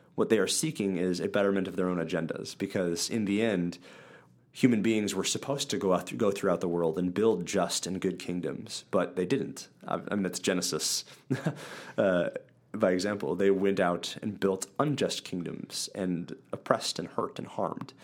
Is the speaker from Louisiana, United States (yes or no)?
no; central Wisconsin, United States; I grew up in Wisconsin. Um, central Wisconsin, Midwest United States.